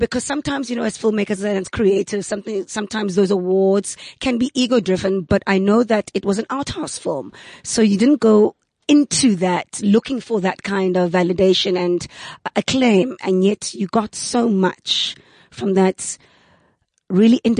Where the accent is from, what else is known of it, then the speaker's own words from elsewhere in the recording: Cape Town, Western Cape, South Africa; I'm from Langa